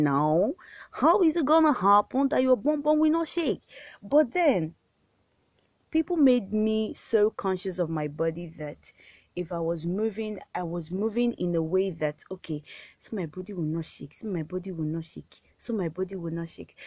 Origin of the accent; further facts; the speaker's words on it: Warri, Delta, Nigeria; I grew up in Warri. I was born there and I grew up in Warri.